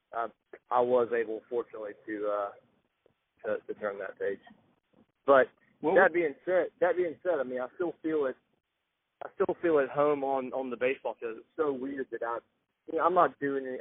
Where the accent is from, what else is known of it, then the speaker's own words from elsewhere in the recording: Athens, Georgia, United States; growing up in Athens